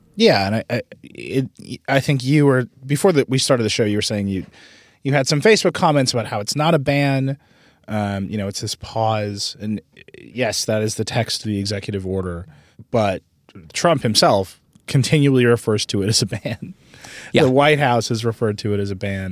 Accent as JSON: {"language": "English", "region": "Wisconsin", "country": "United States", "tie": "born or raised there", "said": "I was I was raised in Wisconsin"}